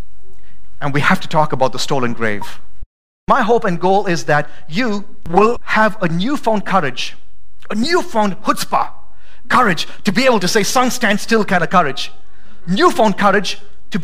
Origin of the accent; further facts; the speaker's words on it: India; also born or lived in Idaho; now in Boise, United States; I'm not from America. I'm from India.